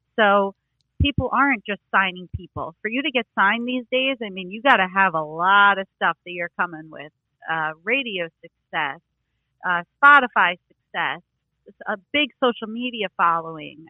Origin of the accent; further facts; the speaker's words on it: New York, United States; growing up in New York